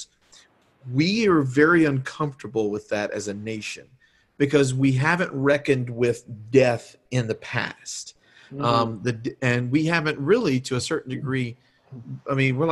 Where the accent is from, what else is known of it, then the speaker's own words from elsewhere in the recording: Deep South, United States; I grew up in the Deep South